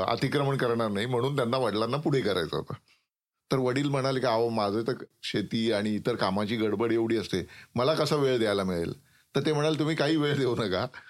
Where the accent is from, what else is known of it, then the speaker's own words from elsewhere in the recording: Wada, Maharashtra, India; also born or lived in Jawhar / Mokhada; माझं गाव वाडा जे ठाण्यापासून बासष्ट किलोमीटर अंतरावर आहे